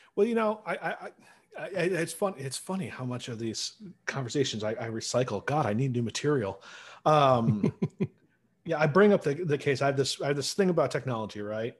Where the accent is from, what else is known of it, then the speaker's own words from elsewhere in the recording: Central New York, United States; I'm from Central New York